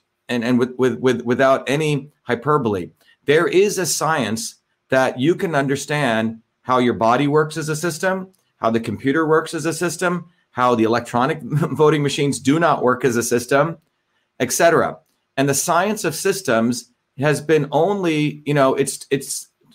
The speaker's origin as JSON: {"language": "English", "region": "New Jersey", "country": "United States", "tie": "born or raised there", "also_born_or_lived": "India", "said": "the same values that I learned from working class neighborhoods when I grew up in Jersey."}